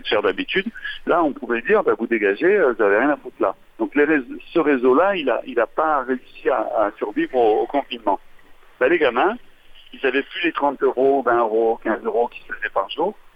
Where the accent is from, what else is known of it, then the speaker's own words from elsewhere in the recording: Marseille, Provence-Alpes-Côte d'Azur, France; je sois d'ici, moi tout simplement, je suis, de Marseille